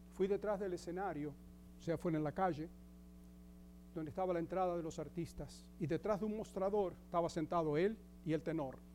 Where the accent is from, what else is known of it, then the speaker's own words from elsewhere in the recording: Argentina; moved away as an adult; also born or lived in Greece; now in United States; Grecia fue mi cuna, la Argentina fue mi escuela y Estados Unidos es mi hogar